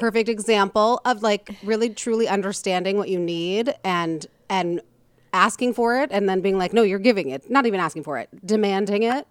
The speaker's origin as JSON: {"language": "English", "region": "Midwest", "country": "United States", "said": "I'm from the Midwest"}